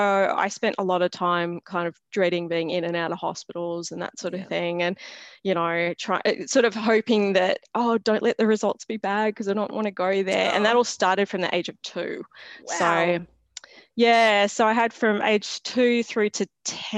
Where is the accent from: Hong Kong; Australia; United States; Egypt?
Australia; Sydney, New South Wales; I grew up not far from here. So I live in Western Sydney